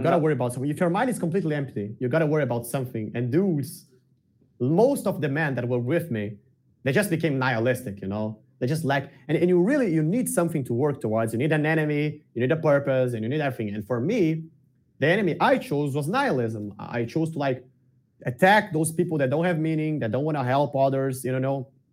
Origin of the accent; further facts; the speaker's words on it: Porto Alegre, Rio Grande do Sul, Brazil; I grew up in the south of Brazil, in the southest state of Brazil, which is Rio Grande do Sul, in the capital, Porto Alegre